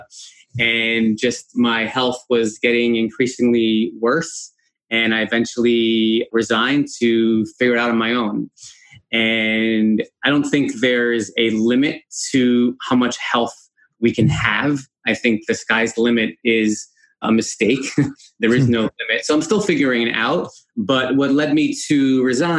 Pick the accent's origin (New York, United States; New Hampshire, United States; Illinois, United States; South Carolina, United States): New York, United States; Chestnut Ridge; moved away as an adult; also born or lived in Buffalo, New York / Washington, D.C. area; I was born in Spring Valley, New York, which was renamed to Chestnut Ridge for some reason, the village of Chestnut Ridge